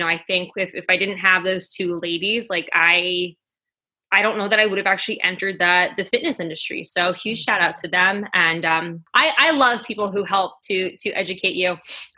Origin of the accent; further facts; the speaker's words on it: Queens, New York, United States; now in New Jersey, United States; I am originally from Queens, New York. I currently live in New Jersey, and I have moved 13 times within my life.